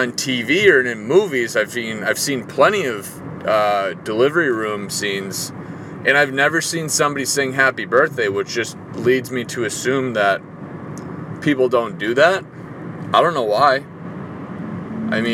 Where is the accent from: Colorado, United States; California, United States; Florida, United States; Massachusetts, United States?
Massachusetts, United States; Boston; moved away; I'm from Boston